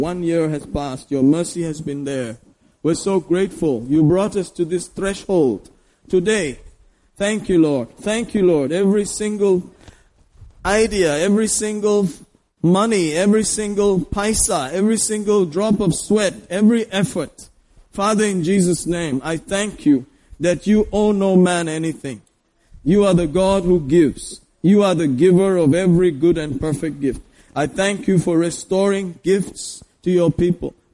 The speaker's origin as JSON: {"language": "English", "region": "Kerala", "country": "India", "said": "Well, I'm from Kerala. I'm quite"}